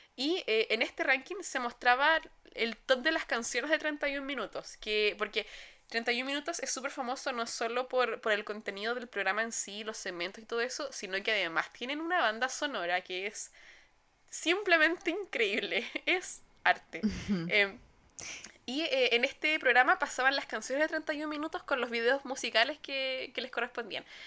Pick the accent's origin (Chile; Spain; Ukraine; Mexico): Chile; como millennials chilenos